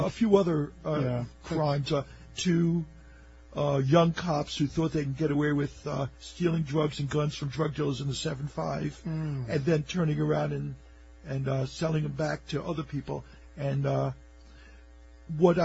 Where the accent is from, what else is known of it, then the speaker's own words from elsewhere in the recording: New York City, New York, United States; I grew up in Coney Island, so Neptune Avenue